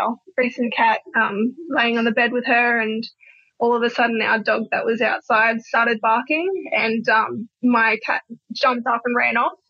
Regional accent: Australia; I'm from Australia.

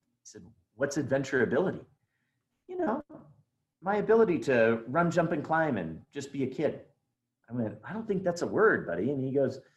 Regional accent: Oregon, United States; moved away as an adult; I grew up in Oregon

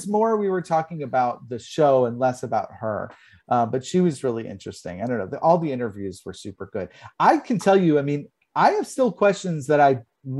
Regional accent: New York, United States; I'm a New Yorker. I love New York. I love New Jersey because of the fact that I'm Italian too.

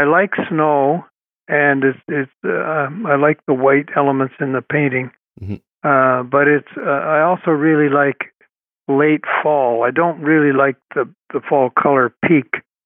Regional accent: Toronto, Ontario, Canada; I grew up on the Beltline Ravine, as it's called. The Beltline is, it was a like a belt that went around Toronto

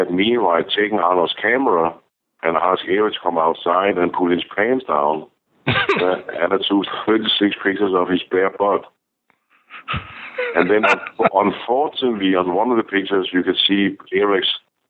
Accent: Denmark; moved away; I'm from Denmark.

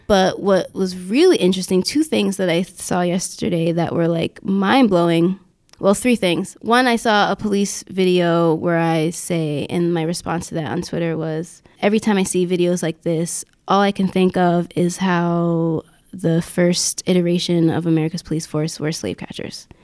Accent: Yonkers, New York, United States; my hometown of Yonkers

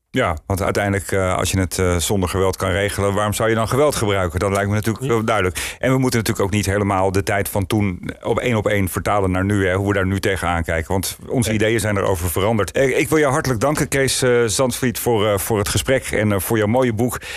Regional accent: Netherlands

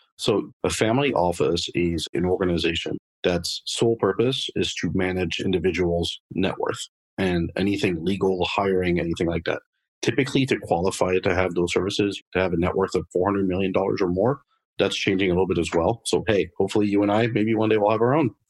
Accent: Paris, Île-de-France, France; moved away as an adult; also born or lived in Boston area, United States; now in United States; I was actually born and raised in Paris, France. Uh, lived there for about 20 years.

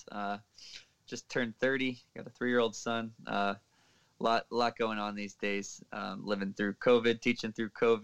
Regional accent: Old Bridge, New Jersey, United States; also born or lived in Mercer County, New Jersey; So I grew up in New Jersey, Middlesex County, Old Bridge

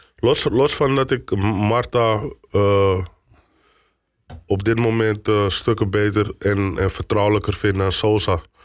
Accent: Amsterdam, North Holland, Netherlands; kom uit Amsterdam. Ik ben geboren in Amsterdam-West

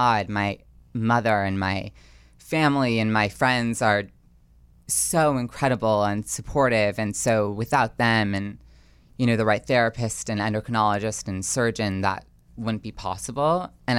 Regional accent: New Jersey, United States; But I know I grew up in a wonderful town in northern New Jersey

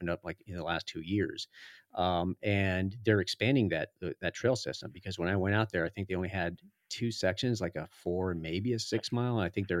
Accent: Florida, United States; Cause I came from Florida and that was not mountain biking. That was off-road riding, a lot of sand.

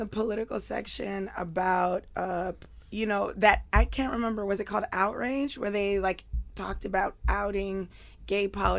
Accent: New York City, New York, United States; I grew up in East New York, Brooklyn.

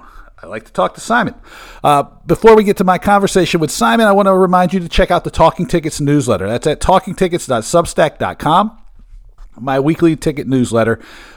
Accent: Bremerton, Washington, United States; born there; I was born in Bremerton, right across the Puget Sound from Seattle

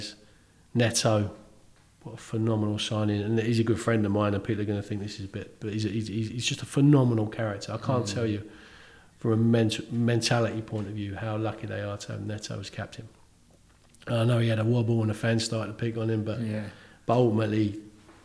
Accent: London, United Kingdom; moved away as an adult; also born or lived in Bournemouth; now in Bournemouth area, United Kingdom; I grew up in London, never thought I'd leave. And I can't imagine living anywhere else now.

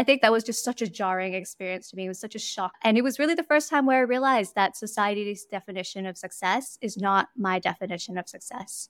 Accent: Hong Kong; moved away as an adult; also born or lived in New York, United States; now in Singapore; I was born and raised in Hong Kong, basically spent my entire life there until university

